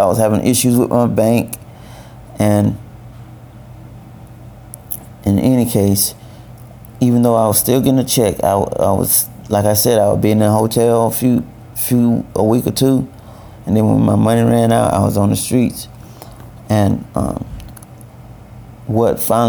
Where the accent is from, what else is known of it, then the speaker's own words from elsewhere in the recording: Valdosta, Georgia, United States; moved away as an adult; now in Richmond; I'm from Valdosta, Georgia. I now live in Richmond